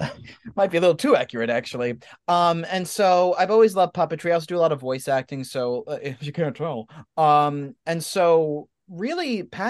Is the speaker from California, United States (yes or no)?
no; New York, United States; I'm a New Yorker and an actor